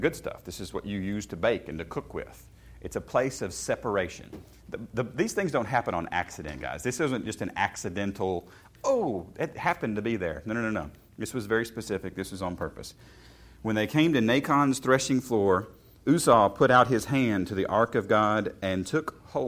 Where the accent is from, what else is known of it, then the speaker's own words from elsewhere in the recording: Chappaqua, New York, United States; Yes, we grew up in Chappaqua.